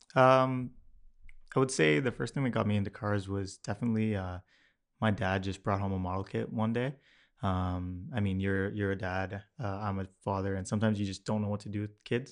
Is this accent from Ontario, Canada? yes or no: yes; Mississauga, Ontario, Canada; I grew up in Streetsville in Mississauga